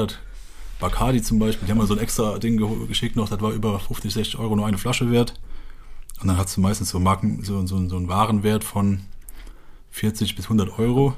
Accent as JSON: {"language": "German", "region": "Westerwald", "country": "Germany", "said": "ich komme halt aus dem Dorf im Westerwald und in dem Dorf leben so 600 bis 800 Leute"}